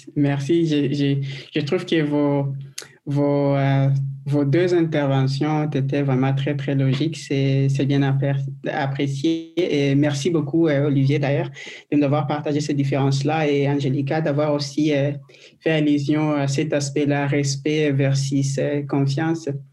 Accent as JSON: {"language": "French", "country": "DR Congo", "moved": "yes", "lives_now": "Quebec, Canada", "said": "je viens de, de la RDC du Congo"}